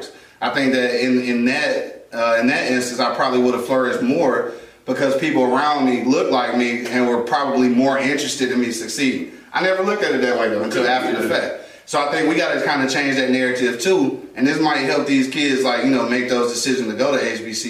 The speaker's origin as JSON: {"language": "English", "town": "Detroit", "region": "Michigan", "country": "United States", "tie": "born or raised there", "said": "When I was graduating from Martin Luther King Junior Senior High School, the best high school in Detroit City"}